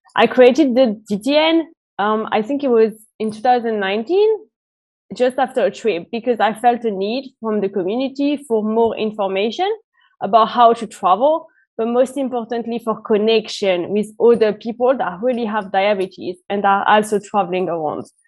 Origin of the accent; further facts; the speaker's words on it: France; moved away as an adult; now in United Kingdom; I'm originally from France and I've been based in the UK for the past five years